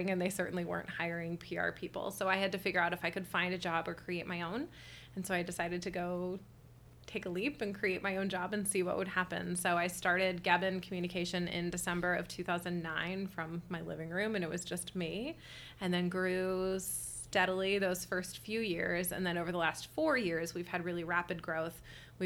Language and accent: English; Westerville, Ohio, United States; also born or lived in Toledo, Ohio; I'm from Columbus. I'm from Westerville originally.